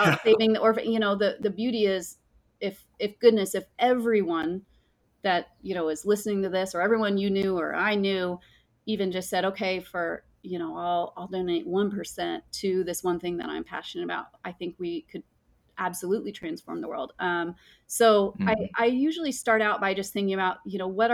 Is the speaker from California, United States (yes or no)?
yes; Mammoth Lakes, California, United States; I grew up in Mammoth Lakes, California, which is a beautiful high Sierra mountain